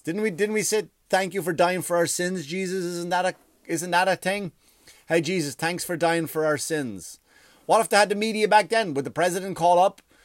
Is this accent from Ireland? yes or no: yes; Ireland; moved away; I grew up in Ireland